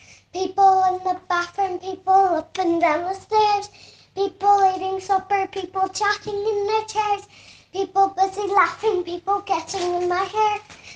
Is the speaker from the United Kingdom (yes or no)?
no; Ireland; My little sister is called Sophie, and I'm from Ireland.